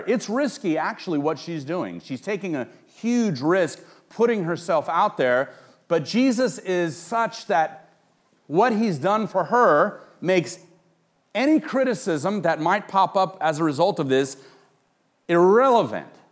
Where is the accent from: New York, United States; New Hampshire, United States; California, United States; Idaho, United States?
California, United States; Los Angeles; I grew up in Los Angeles, and I grew up in Hollywood